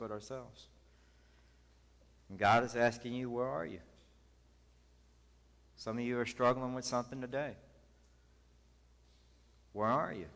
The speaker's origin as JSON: {"language": "English", "region": "the South", "country": "United States", "tie": "born or raised there", "lives_now": "San Antonio, United States", "said": "I grew up in the South"}